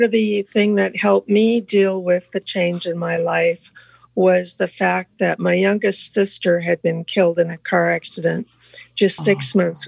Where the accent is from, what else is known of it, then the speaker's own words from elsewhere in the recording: northwest Iowa, United States; I grew up in Iowa, in northwest Iowa, close to the South Dakota-Minnesota border